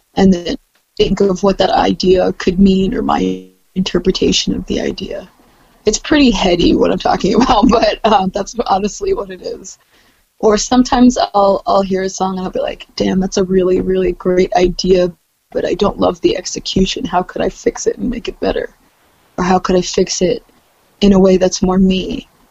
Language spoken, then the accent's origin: English; Columbia, Maryland, United States; also born or lived in Silver Spring, Maryland / Baltimore, Maryland; Born in Silver Spring and raised in Columbia